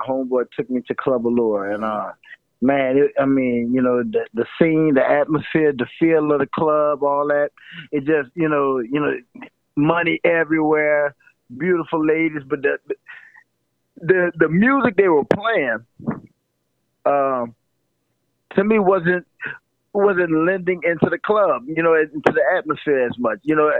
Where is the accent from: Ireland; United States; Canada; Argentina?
United States; New Orleans, Louisiana; Man, New Orleans. How can I say this, man? It's a New Orleans. We always say, man, if you can make it here, you can make it anywhere.